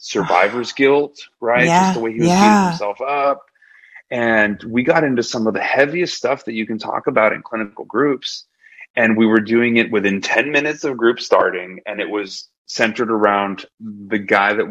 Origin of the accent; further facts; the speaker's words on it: Laredo, Texas, United States; I grew up in South Texas in Laredo, which is a border town